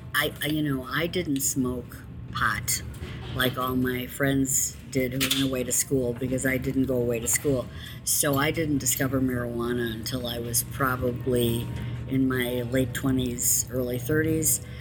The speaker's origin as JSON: {"language": "English", "town": "Chicago", "region": "Illinois", "country": "United States", "said": "I'm from Chicago"}